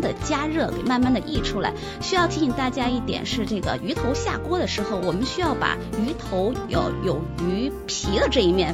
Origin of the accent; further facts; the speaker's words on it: China; now in Australia; 我们中国人很喜欢只要这一颗